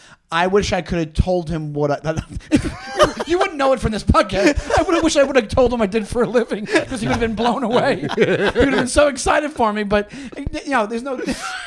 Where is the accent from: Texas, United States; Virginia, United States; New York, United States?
New York, United States; Long Island; I'm from Long Island